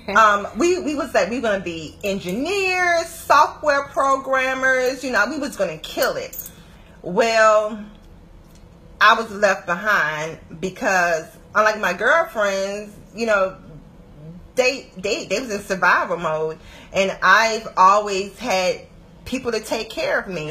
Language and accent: English; Atlanta, Georgia, United States; moved away; also born or lived in Washington, D.C. metropolitan area (DMV); I'm originally from Atlanta. Um, I lived in DMV, DC, Maryland, Virginia for 11 years, but I'm a peach by nature.